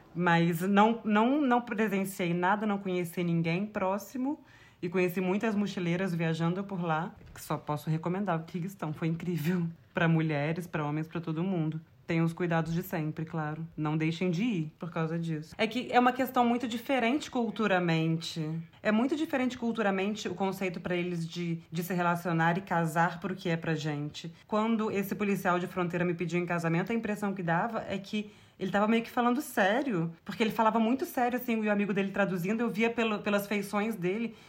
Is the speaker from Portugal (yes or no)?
no; Brazil; eu sou do Brasil e eu sou de uma cultura diferente.